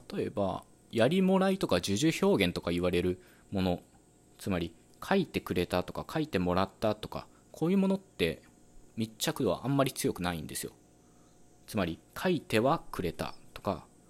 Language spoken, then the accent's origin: Japanese; western Japan, Japan; accent: Western Japanese dialect; 僕自身は西日本の方言話者なので